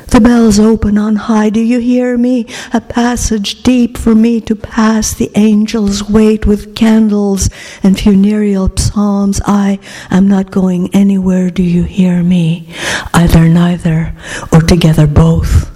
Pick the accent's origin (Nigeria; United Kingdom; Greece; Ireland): Greece; English is a second language; moved away as an adult; also born or lived in Oregon, United States / Pennsylvania, United States; now in United States; I grew up in Greece in the 50s, which were not like the 50s here.